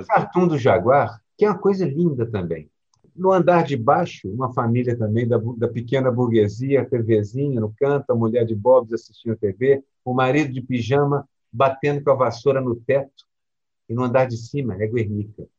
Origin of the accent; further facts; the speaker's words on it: Minas Gerais, Brazil; eu cresci em Minas Gerais